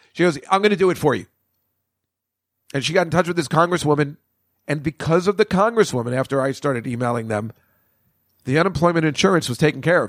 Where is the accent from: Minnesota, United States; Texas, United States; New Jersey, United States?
New Jersey, United States; Edison; I grew up in Edison, New Jersey, on Route One.